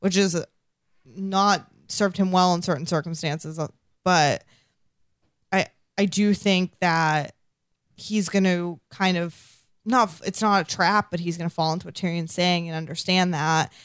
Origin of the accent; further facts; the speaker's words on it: Massachusetts, United States; accent: non-rhotic; I'm from Massachusetts